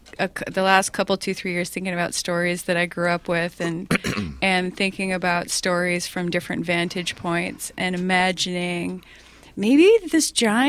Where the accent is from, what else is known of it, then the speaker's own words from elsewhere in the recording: Parry Sound, Ontario, Canada; also born or lived in Rochester, United States; Yeah, so I had hometowns in both places, and so I grew up in a city environment in the United States, and I grew up in northern rural Ontario.